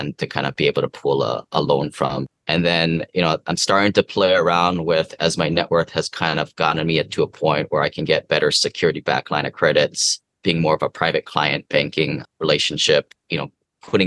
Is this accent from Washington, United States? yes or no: yes; Seattle, Washington, United States; now in Hawaii, United States; I was from Seattle, now living here in Hawaii